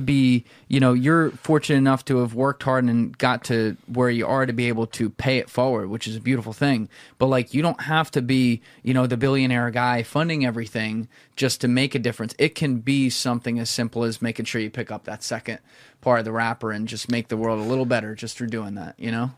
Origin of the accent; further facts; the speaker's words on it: New Jersey, United States; I'm a dude from Jersey